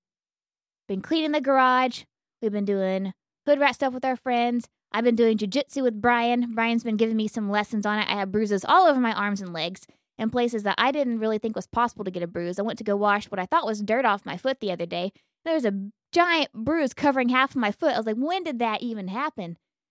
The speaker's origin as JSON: {"language": "English", "country": "United States", "said": "we are American."}